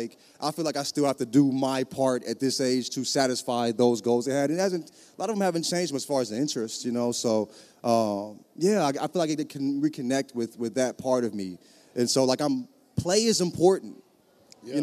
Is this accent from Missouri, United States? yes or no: yes; St. Louis, Missouri, United States; also born or lived in the South; I'm from St. Louis. Grew up in the South.